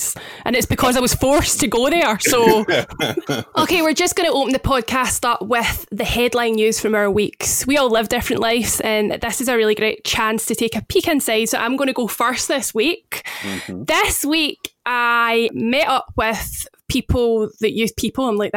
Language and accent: English; Scotland, United Kingdom; accent: Scottish; as you may have guessed from my accent, I am the Scot